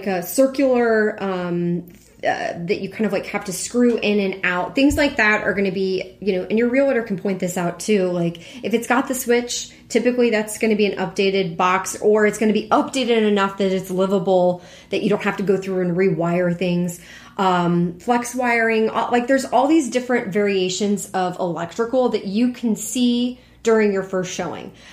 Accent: Houston, Texas, United States; now in Chicago, United States; Growing up in Houston

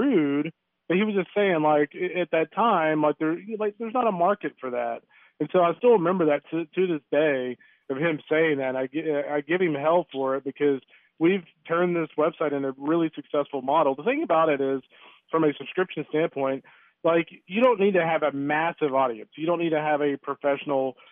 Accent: Lufkin, Texas, United States; I'm actually from a town in East Texas, Lufkin, Texas.

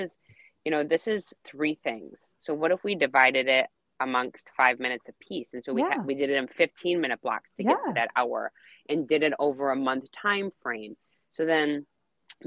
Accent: Wisconsin, United States; I'm from Wisconsin.

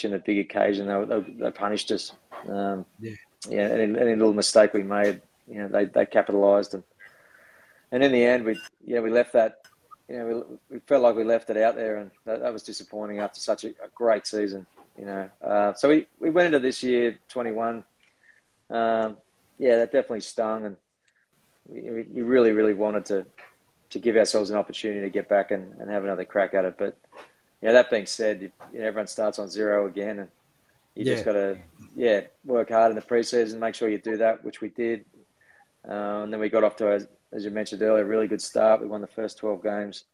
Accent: Sydney, New South Wales, Australia; I grew up on the northern beaches of Sydney in the Manly area.

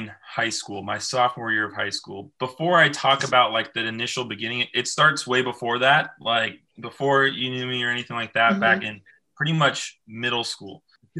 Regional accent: Moorpark, California, United States; I grew up in a small town called Moore Park, California, 66 miles outside of Los Angeles

